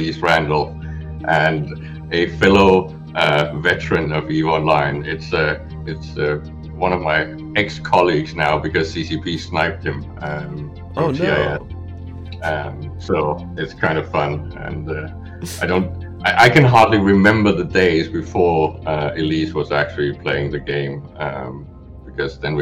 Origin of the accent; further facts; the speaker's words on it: Denmark; I'm a Scandinavian. I'm from Denmark